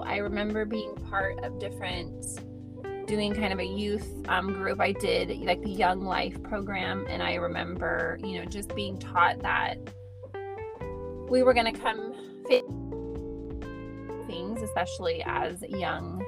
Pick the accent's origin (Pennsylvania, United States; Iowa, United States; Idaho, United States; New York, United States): Idaho, United States; I grew up in Idaho